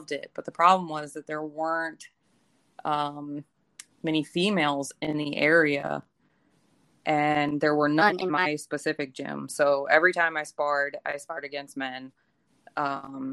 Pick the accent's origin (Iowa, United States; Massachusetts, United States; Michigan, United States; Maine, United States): Iowa, United States; moved away as an adult; also born or lived in Waco, Texas; now in Austin, United States; grew up in Iowa